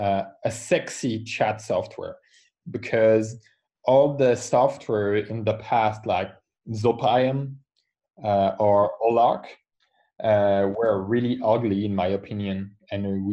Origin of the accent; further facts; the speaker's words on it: France; I come from France. I'm a French entrepreneur.